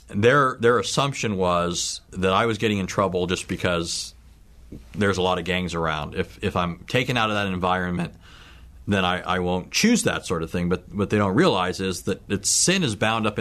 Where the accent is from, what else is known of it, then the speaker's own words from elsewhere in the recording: Southern California, United States; I was born in Southern California. I came from a line of Sicilians, and so I have a family with a rich history of Sicilian culture and so forth.